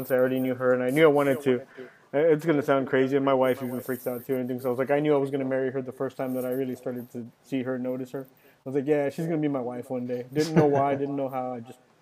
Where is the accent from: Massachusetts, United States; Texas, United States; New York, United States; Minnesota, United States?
Texas, United States; Westlake; also born or lived in Dallas, Texas; I turned one in Dallas, and then I came down to Westlake, and I just grew up pretty much my whole life there